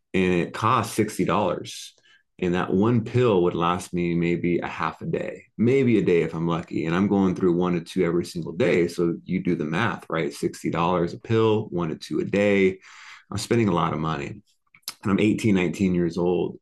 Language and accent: English; Oceanside, California, United States; moved away as an adult; now in Las Vegas, United States; I grew up in Oceanside, California. It's near ah, San Diego.